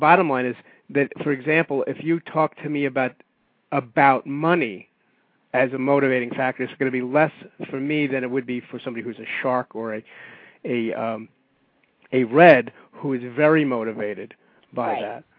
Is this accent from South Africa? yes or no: no; New York City, New York, United States; I being a New Yorker